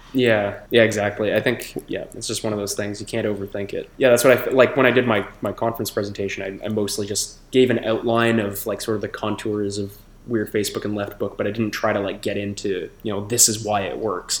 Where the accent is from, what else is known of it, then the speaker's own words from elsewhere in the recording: Toronto, Ontario, Canada; moved away as an adult; now in Montreal, Canada; I grew up in Toronto